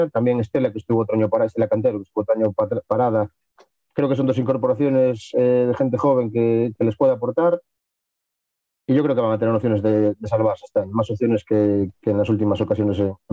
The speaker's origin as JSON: {"language": "Spanish", "town": "Viveiro", "region": "Galicia", "country": "Spain", "said": "de aquí, de donde soy yo, de Viveiro."}